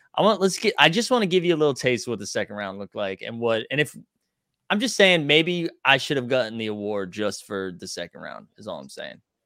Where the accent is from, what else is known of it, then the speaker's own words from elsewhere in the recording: Massachusetts, United States; I'm from Massachusetts